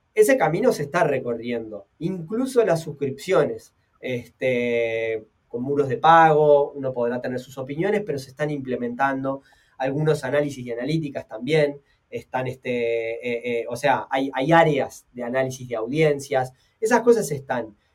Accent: Uruguay; como uruguayo

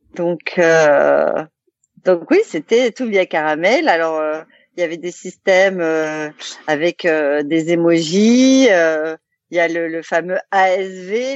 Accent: Alsace, Grand Est, France; Qu'on est alsacien, donc l'Allemagne on connaît un peu

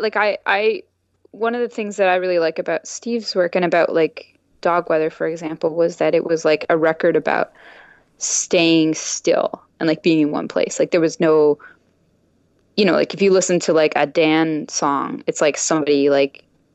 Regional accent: the country north of Orangeville, Dufferin, Ontario, Canada; I grew up in the country north of Orangeville.

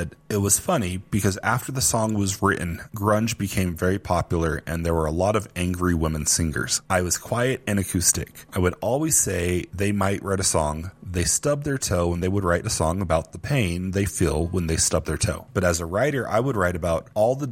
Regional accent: Houston, Texas, United States; growing up in Houston

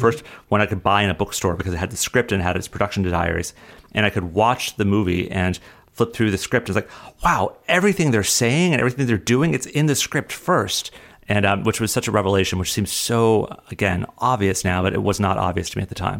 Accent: Colorado, United States; moved away; growing up in Colorado, I would write sh, stories

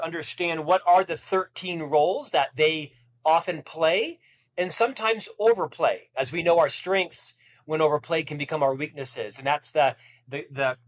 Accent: Orlando, Florida, United States; moved away as an adult; now in Provo, United States; where did a single Catholic boy from Orlando move? Well, to Provo, Utah

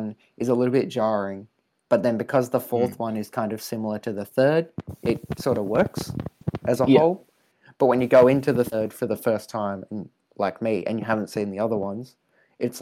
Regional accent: Australia; I'm Australian. I know what we sound like.

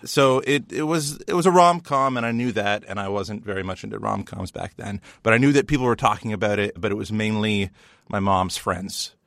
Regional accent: Canada; we in Canada

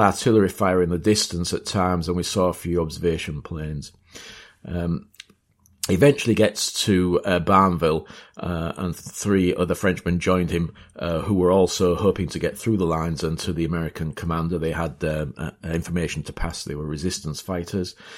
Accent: Beverley, Yorkshire and the Humber, United Kingdom; I'm from East Yorkshire, and, uh, uh, went to school in Beverley

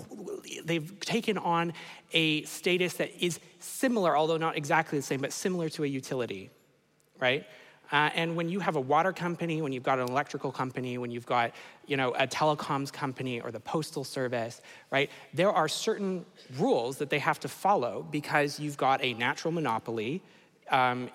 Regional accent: Canada; I'm from Canada

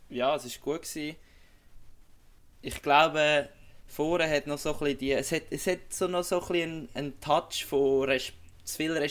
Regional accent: Switzerland; jetzt als Schweizer eben kannst du sagen, hey, eine gute Leistung

